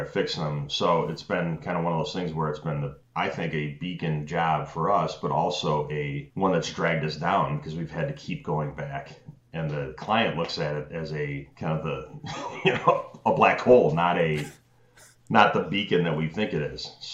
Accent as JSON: {"language": "English", "town": "Chicago", "region": "Illinois", "country": "United States", "tie": "born or raised there", "said": "born and raised in Chicago."}